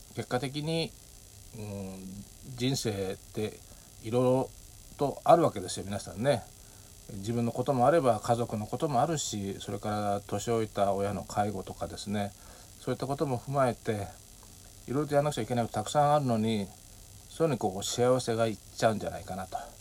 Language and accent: Japanese; Japan; moved away as an adult; 日本に帰ってきて